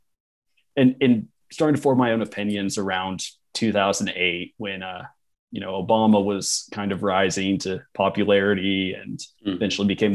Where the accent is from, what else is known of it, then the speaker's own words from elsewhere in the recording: Oklahoma, United States; I'm from Oklahoma